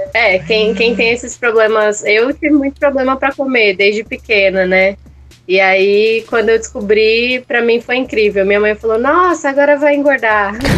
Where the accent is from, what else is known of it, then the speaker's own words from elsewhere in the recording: Ceará, Brazil; now in São Paulo, Brazil; sou de São Paulo, mas na verdade sou natural do estado do Ceará.